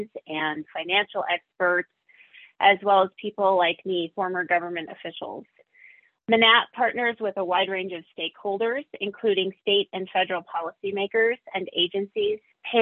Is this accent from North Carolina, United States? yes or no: no; Montana, United States; In my home state